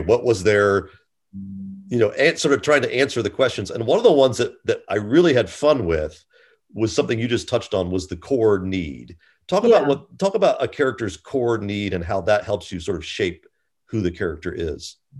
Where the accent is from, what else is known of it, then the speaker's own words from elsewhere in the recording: United States; I am also an American